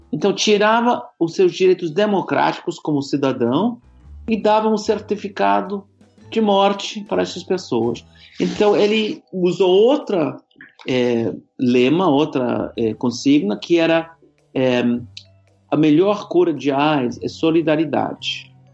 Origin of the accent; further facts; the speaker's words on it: United States; Portuguese is a second language; also born or lived in Brazil; não sou brasileiro, sou americano, falo com sotaque